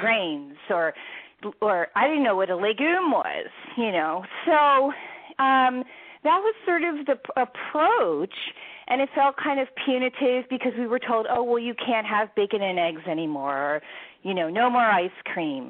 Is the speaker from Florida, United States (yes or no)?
no; Philadelphia, Pennsylvania, United States; also born or lived in Washington D.C., United States; now in Seattle, United States; I'm originally from the Philadelphia area and lived in Washington D.C. for many, many years